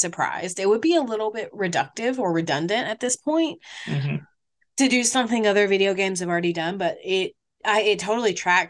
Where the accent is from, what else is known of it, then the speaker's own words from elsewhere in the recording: United States; I'm just an American